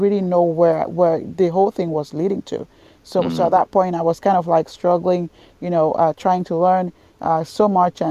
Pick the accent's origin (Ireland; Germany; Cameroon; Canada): Cameroon; moved away as an adult; also born or lived in London / Scotland / Tallahassee, Florida; I was born in Cameroon in West Africa